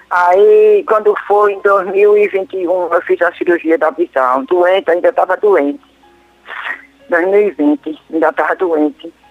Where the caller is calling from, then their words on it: Natal, Rio Grande do Norte, Brazil; Eu sou do Rio Grande do Norte. Natal, Rio Grande do Norte.